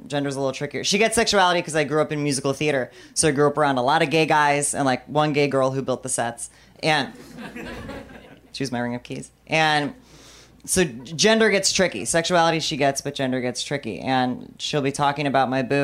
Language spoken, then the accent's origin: English; Bartonville, Illinois, United States; moved away; my hometown of Bartonville, Illinois